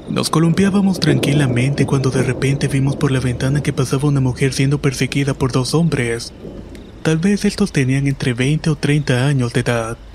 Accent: Mérida, Yucatán, Mexico; Soy originario de Mérida, Yucatán, y esta es una historia que me sucedió cuando tenía 11 años.

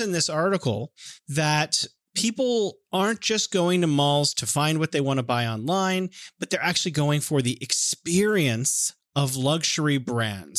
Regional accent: California, United States; moved away; I'm from California

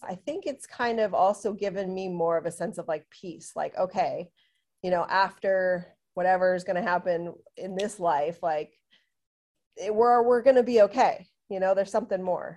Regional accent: Southern California, United States; I'm from Southern California

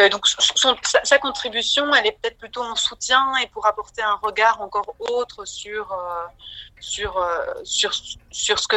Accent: Belgium

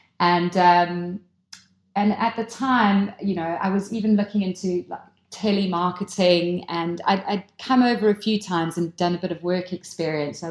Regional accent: South Africa; born or raised there; moved away as an adult; also born or lived in Lancashire, United Kingdom; now in United Kingdom

